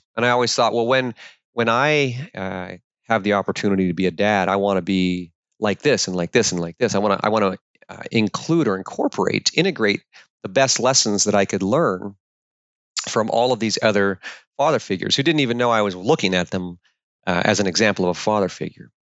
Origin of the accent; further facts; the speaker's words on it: Alaska, United States; I was born and raised in the Alaskan wilderness by a single mom